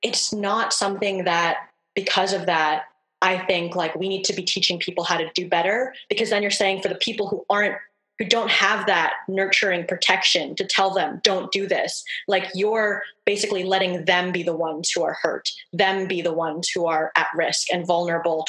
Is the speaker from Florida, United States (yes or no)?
no; New Haven, Connecticut, United States; I grew up in urban poverty in lower class New Haven, Connecticut